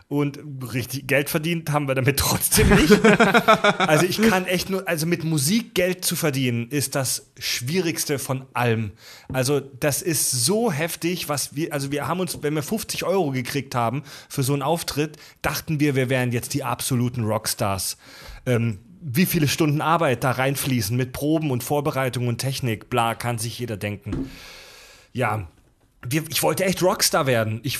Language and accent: German; Kieselbronn, Baden-Württemberg, Germany; Ähm, aufgewachsen in Kieselbronn, in der Nähe von Pforzheim, in der Nähe von Stuttgart.